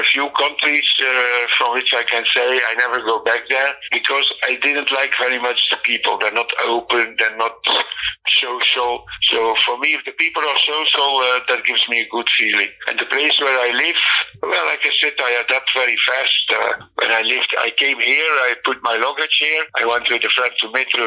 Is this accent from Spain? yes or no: no; Belgium; moved away as an adult; also born or lived in Netherlands / Portugal; now in Plovdiv, Bulgaria; I'm coming from Belgium.